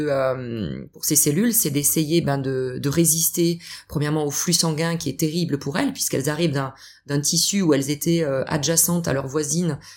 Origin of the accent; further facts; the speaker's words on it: Strasbourg, Grand Est, France; moved away as an adult; now in Montpellier, France; Oui, je suis alsacienne.